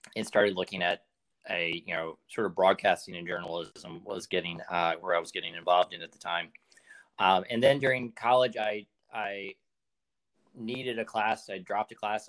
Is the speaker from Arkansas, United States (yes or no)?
yes; Arkansas, United States; moved away as an adult; also born or lived in Washington, District of Columbia, United States; now in San Francisco Bay Area, United States; So, I grew up in Arkansas, um, left there immediately after high school um, to go to college in DC